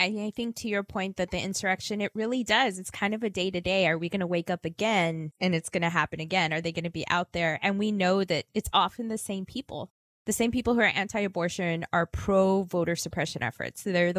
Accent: Texas, United States; I am from Texas. I love my state

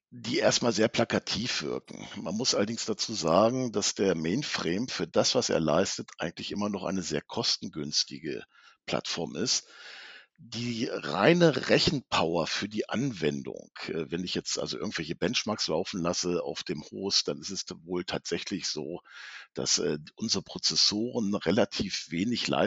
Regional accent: Hanover, Lower Saxony, Germany; komme aus Hannover, betreue die norddeutschen Kunden

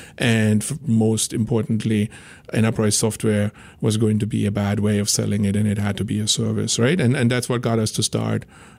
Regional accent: Germany; English is a second language; I ended up after school moving to Berlin. I'm originally from Germany, in case it wasn't like painfully obvious from the accent at this point.

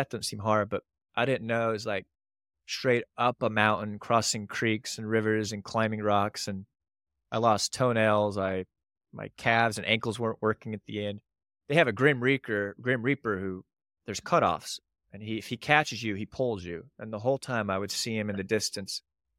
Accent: Panama Canal Zone, Panama; I grew up in the Panama Canal Zone and they require all kids because of all the channels and floods.

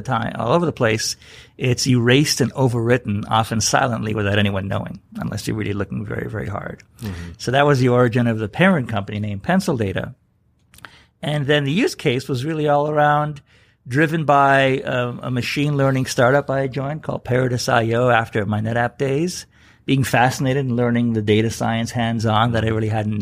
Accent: Canada; I grew up in Canada

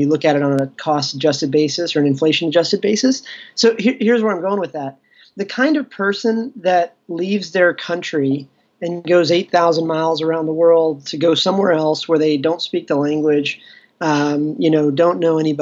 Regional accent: Ashburn, Virginia, United States; In the U.S., I grew up in a small farm town about 40 miles west of Washington, D.C.

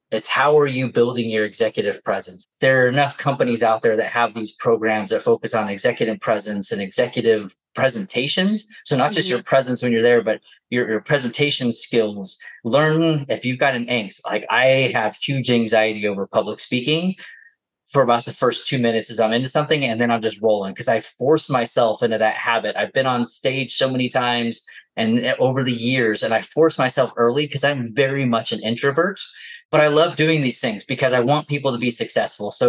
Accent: New Jersey, United States; accent: Jersey; now in Utah, United States; It's a good thing my Jersey accent has stayed hidden this whole time

